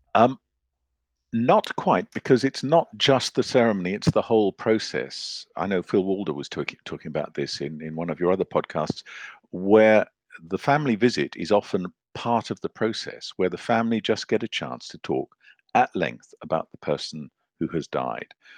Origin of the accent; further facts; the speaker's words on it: Zambia; moved away; also born or lived in Zimbabwe / Scotland / London; I grew up in Zambia